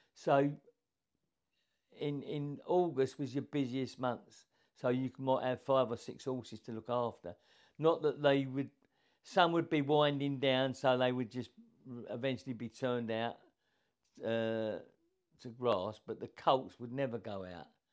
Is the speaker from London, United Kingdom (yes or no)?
yes; Enfield, London, United Kingdom; now in Royston, United Kingdom; I was brought up in Enfield, North London